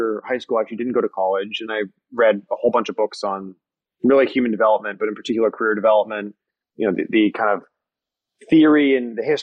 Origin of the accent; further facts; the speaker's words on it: Niagara region, Canadian side, Ontario, Canada; I grew up in the Niagara region on the Canadian side, right, really close to Niagara Falls